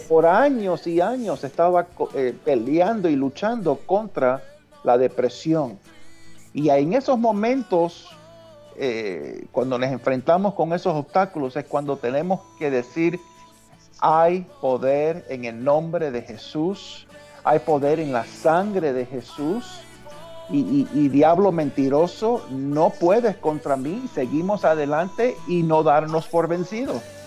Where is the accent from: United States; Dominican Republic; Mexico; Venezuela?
United States; New York; en New York, y es New York es donde yo nací